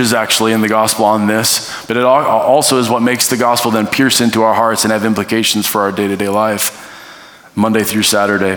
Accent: North Dakota / Minnesota border, United States; I grew up in North Dakota, Minnesota, that area right on the border. Went to high school on the Minnesota side, lived on the North Dakota side.

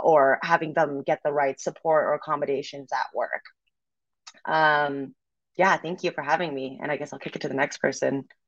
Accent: Canada; moved away as an adult; now in Los Angeles, United States; I'm actually from Canada, so I just moved to LA last July

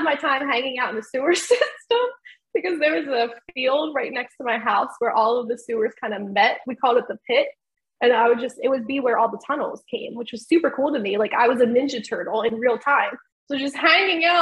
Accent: Sicklerville, New Jersey, United States; moved away as an adult; also born or lived in Philadelphia, Pennsylvania; now in North Carolina, United States; I'm from Philly, but I spent most of my life in South Jersey and the last 8 years in North Carolina.

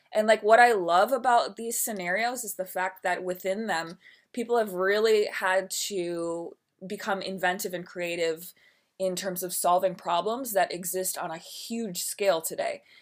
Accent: Milwaukee, Wisconsin, United States; moved away; also born or lived in New York City; I am from Milwaukee, Wisconsin, born and raised

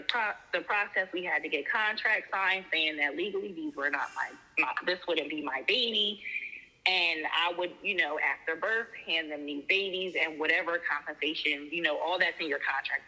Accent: New Jersey, United States; I'm from New Jersey

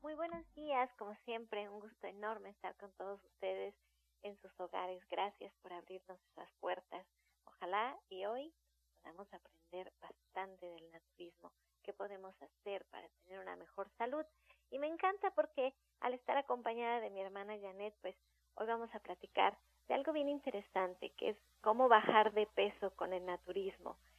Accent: Mexico

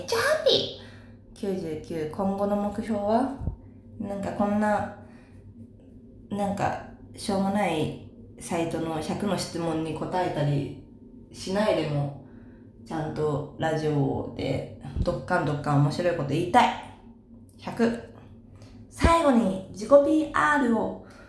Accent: Saitama, Japan; born or raised there

